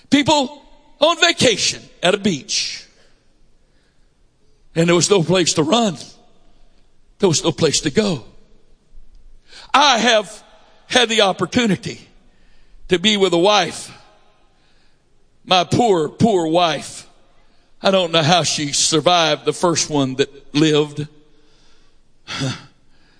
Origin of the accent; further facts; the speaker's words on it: United States; I'm an American. I was born in a naval hospital